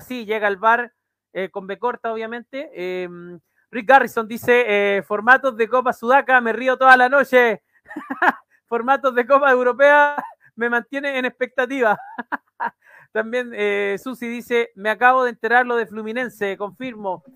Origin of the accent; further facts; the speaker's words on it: Chile; como buen chileno